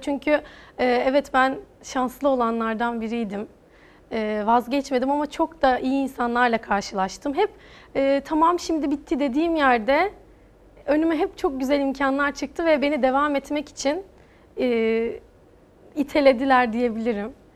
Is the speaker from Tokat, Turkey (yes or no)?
no; Ankara, Turkey; Ankara'da doğdum, büyüdüm. Hala orada spor hayatıma devam ediyorum